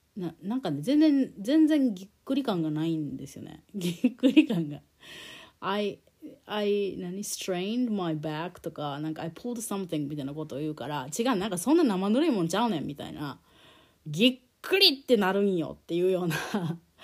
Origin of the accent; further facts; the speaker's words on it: Japan; also born or lived in United States; 日本で生まれ育って日本語で快適に暮らしてきた